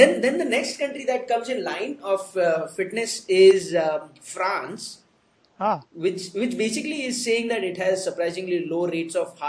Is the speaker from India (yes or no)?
yes; India; I'm an Indian woman, that is the gene that I am born